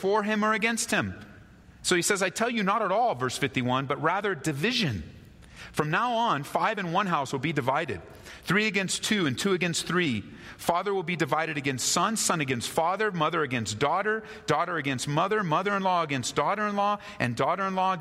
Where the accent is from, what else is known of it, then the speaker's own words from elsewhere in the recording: United States; I was born in America